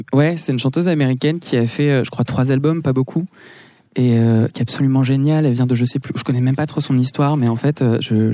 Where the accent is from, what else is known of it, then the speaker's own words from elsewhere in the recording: Paris, Île-de-France, France; also born or lived in Los Angeles; j'ai grandi à Paris